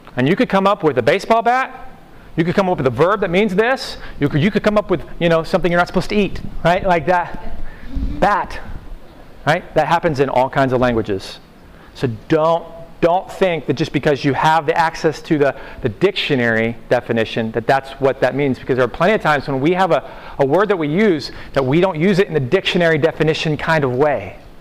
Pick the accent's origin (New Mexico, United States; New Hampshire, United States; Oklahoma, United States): Oklahoma, United States; I'm from Oklahoma. That's all how we talk. We talk in those little, you know, homespun kind of you know phrases.